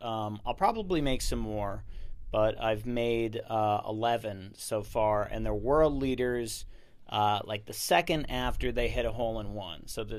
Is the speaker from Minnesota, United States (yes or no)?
yes; Minneapolis, Minnesota, United States; born there; moved away as an adult; I was born in Minneapolis, Minnesota. I left when I was 18 because it's too cold there.